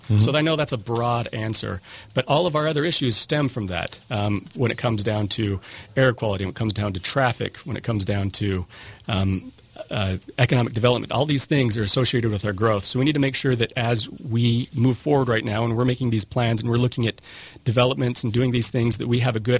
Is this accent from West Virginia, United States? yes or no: no; St. George, Utah, United States; I'm born and raised in St. George.